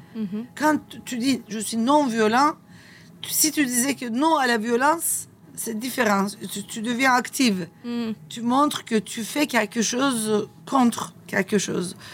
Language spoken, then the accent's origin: French; Turkey; French is a second language; moved away as an adult; now in Nice, France; chez nous, en Turquie